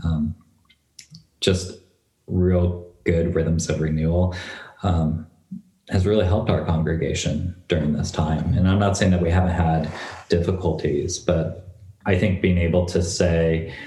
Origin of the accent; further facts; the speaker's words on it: North Bend, Washington, United States; moved away as an adult; now in Corvallis, United States; Dolly and I are high school sweethearts from North Bend, Washington